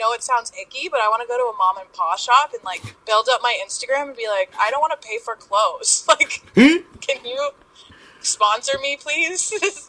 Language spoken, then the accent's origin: English; Kitchener, Ontario, Canada; Yes, Kitchener, Ontario.